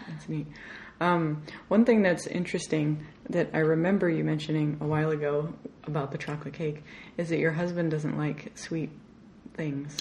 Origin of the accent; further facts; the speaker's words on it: Arizona, United States; I grew up in Arizona.